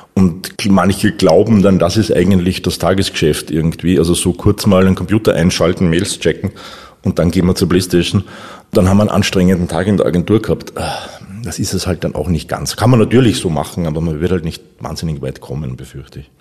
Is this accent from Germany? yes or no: no; Upper Austria, Austria; now in Vienna, Austria; Ich bin geborener Oberösterreicher, jetzt aber schon die meiste Zeit in, in Wien, seit 1988